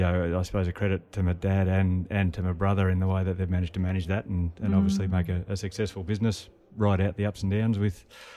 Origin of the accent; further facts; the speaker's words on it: Gippsland, Victoria, Australia; So I grew up on a dairy farm in Gippsland in Victoria.